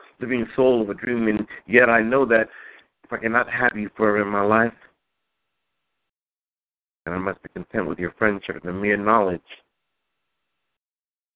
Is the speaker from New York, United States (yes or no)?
yes; New York City, New York, United States; I was born in Queens, Jamaica. Queens